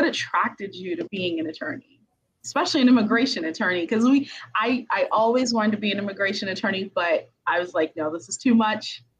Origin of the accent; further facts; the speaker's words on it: New York City, New York, United States; also born or lived in Haiti; I was born in Haiti and I came here when I was 2 years. I came to the U.S. when I was two. Grew up in, you know, Brooklyn, New York